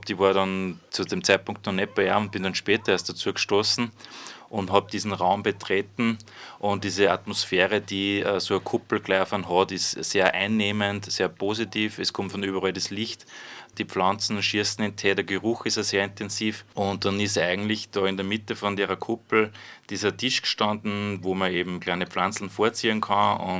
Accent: Freistadt, Upper Austria, Austria; ich komme aus Freistadt, arbeite momentan in einem Jugendzentrum, betreue dort die Jugendherberge in Freistadt.

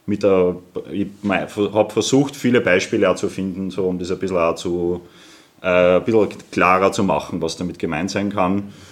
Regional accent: Lower Austria, Austria; Äh, ich komme aus der Wachau ursprünglich und für mich hat die Welt so ein bisschen aufgehört, äh, am Bernkopf quasi zum Langlaufen.

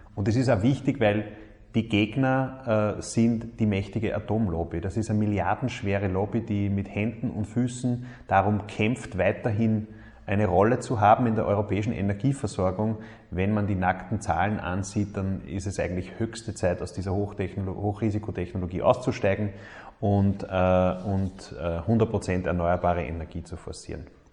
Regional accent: Mühlviertel, Upper Austria, Austria; ich bin im Müllviertel aufgewachsen

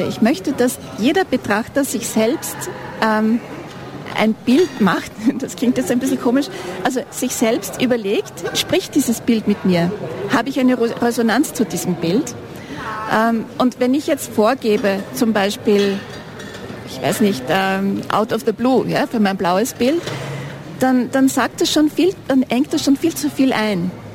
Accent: Vienna, Austria; moved away as an adult; also born or lived in Sweden; now in Ennstal, Austria; lebe seit 2009 hier im Enstal, bin vorher in Wien groß geworden, geboren in Schweden

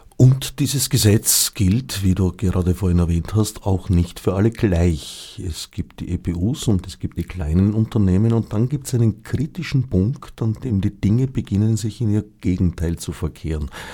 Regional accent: Austria; also born or lived in Switzerland; indem ich eine Zeit lang als Österreicher in der Schweiz war

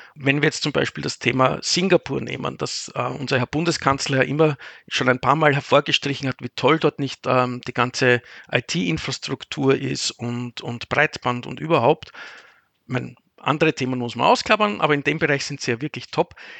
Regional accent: Vienna, Austria; moved away as an adult; now in Cologne, Germany; als Österreicher oder als Wiener

